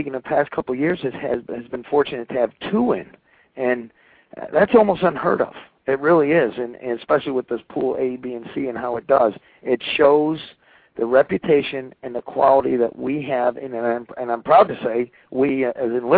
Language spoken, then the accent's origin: English; New England, United States; now in Pennsylvania, United States; I'm a New Englander through and through, but I'm transplanted down in Pennsylvania